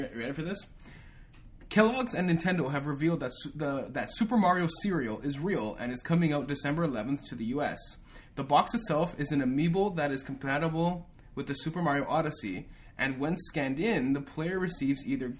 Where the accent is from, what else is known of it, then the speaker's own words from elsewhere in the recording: Canada; We're Canadian boys, so we don't know.